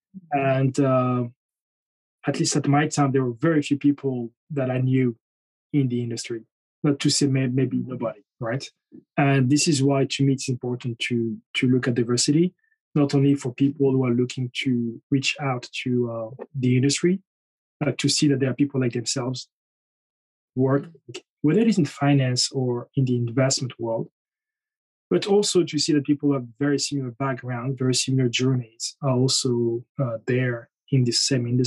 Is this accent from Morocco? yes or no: yes; Morocco; moved away; also born or lived in France / United Kingdom; I was born in France, and then I think a few months later, I was in Morocco